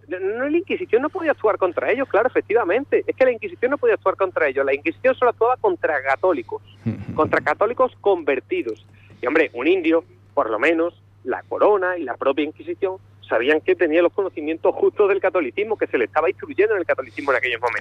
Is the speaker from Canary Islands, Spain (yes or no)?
no; Azuaga, Extremadura, Spain; also born or lived in Andalusia; yo soy extremeño